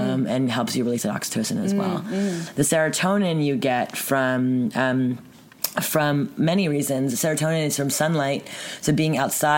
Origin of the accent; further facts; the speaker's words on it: Montreal, Quebec, Canada; From Montreal, born and raised.